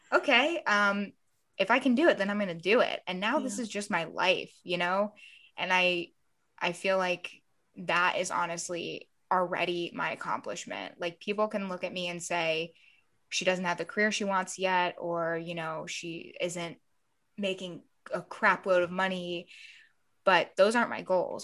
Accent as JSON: {"language": "English", "town": "Columbus", "region": "Ohio", "country": "United States", "tie": "born or raised there", "also_born_or_lived": "Florida", "moved": "as an adult", "lives_now": "Los Angeles, United States", "said": "I, I grew up in Ohio and then moved to Florida and then moved back to Ohio."}